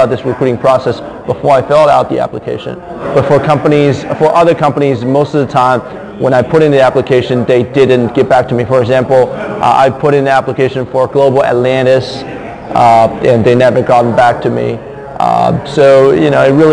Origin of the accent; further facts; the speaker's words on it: Shanghai, China; now in New York, United States; I'm originally from Shanghai, China.